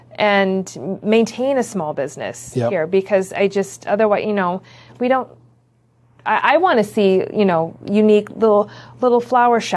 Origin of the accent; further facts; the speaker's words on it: Griffith, Indiana, United States; also born or lived in Chicago, Illinois; I'm from the area. I grew up in Griffith